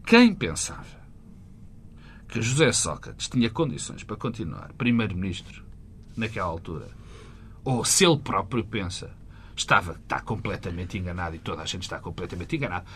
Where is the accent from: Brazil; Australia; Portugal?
Portugal; como português